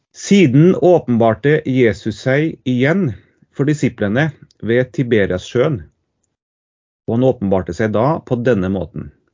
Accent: Trondheim, Trøndelag, Norway; also born or lived in Tromsø / Ytre Namdal; jeg er fra Trondheim

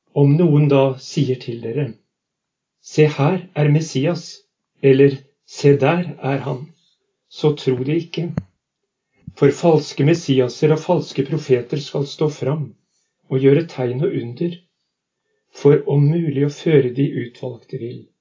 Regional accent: Halden, Østfold, Norway; accent: østlandsdialekt; moved away as an adult; also born or lived in Lavangen, Troms, Norway; now in Northern Norway; Jeg er fra Halden. Jeg kom nordover i 1978

